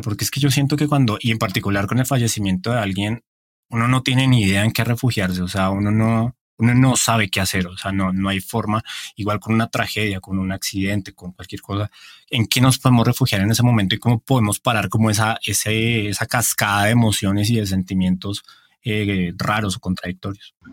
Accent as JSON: {"language": "Spanish", "region": "Bogotá", "country": "Colombia", "moved": "yes", "said": "desde mi tierra, desde Bogotá"}